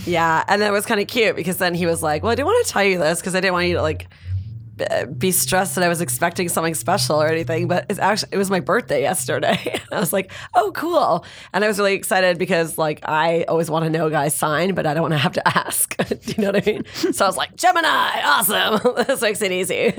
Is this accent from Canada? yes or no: yes; Canada; now in Los Angeles, United States; I'm from Canada